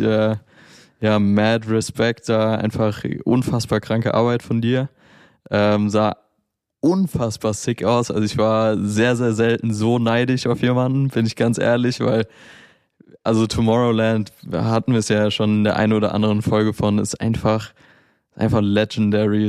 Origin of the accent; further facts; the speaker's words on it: Mainz, Rhineland-Palatinate, Germany; in meiner Heimatstadt Mainz.